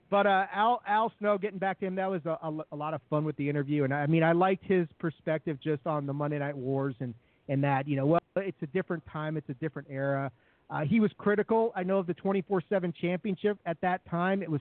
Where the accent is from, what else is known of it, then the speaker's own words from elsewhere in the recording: Washington, District of Columbia, United States; I grew up in Washington D.C.